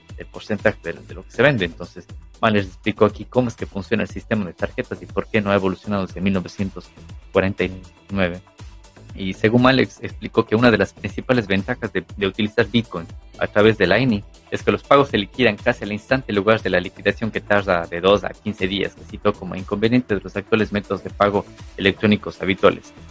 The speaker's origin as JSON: {"language": "Spanish", "country": "Ecuador", "moved": "yes", "lives_now": "Europe", "said": "yo soy de Ecuador, y vivo en Europa"}